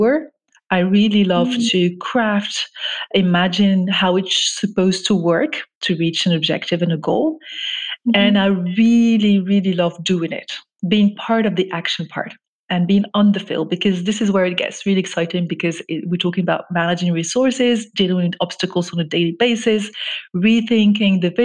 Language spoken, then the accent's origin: English; Morocco; moved away as an adult; also born or lived in France; I grew up actually in Morocco, where I'm originally from